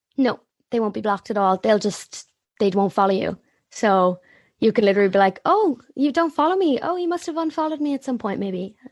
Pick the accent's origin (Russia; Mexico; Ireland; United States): Ireland; Waterford, Munster; moved away as an adult; also born or lived in Cork; I'm from Waterford